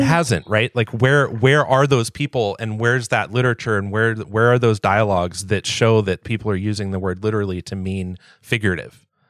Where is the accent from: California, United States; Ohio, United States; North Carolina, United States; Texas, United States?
California, United States; Southern; I grew up in Southern California